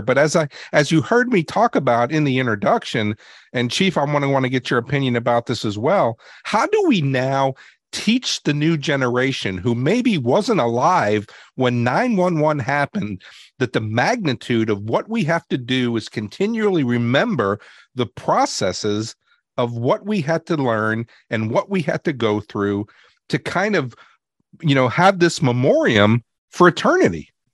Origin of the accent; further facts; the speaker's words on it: New York City, New York, United States; I grew up in New York City